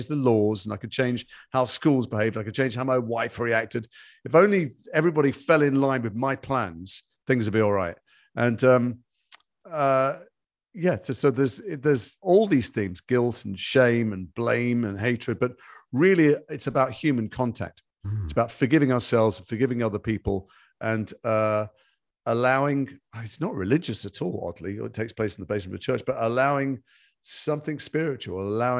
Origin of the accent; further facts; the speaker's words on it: Liverpool, North West England, United Kingdom; moved away; I'm from Liverpool. It's in my blood.